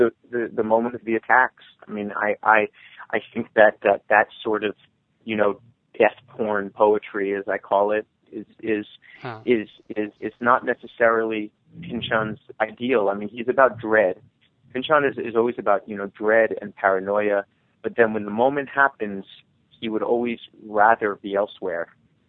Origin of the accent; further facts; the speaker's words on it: New York, United States; I think it's especially difficult to write about it as a New Yorker